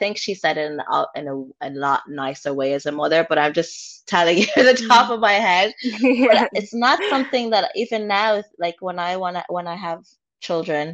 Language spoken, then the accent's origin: English; Limerick, Munster, Ireland; also born or lived in Rwanda; I grew up in an estate, I grew up in Limerick